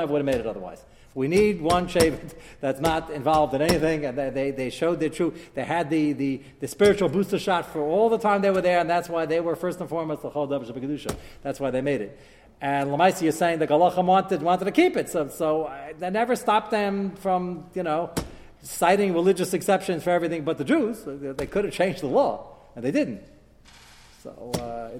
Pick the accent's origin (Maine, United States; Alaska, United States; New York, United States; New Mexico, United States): New York, United States; New York City; growing up in Brooklyn